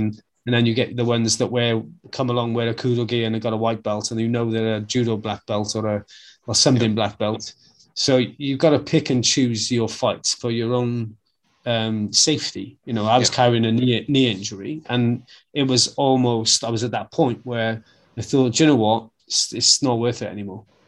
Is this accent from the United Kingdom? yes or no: yes; Wales, United Kingdom; being a Welshman